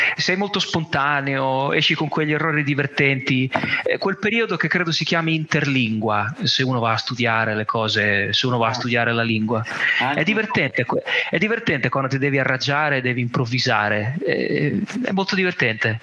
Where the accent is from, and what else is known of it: Italy; moved away as an adult; now in Catalonia, Spain